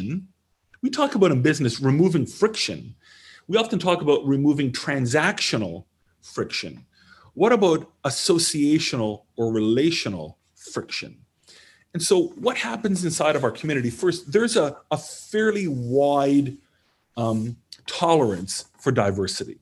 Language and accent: English; Canada; moved away; I'm Canadian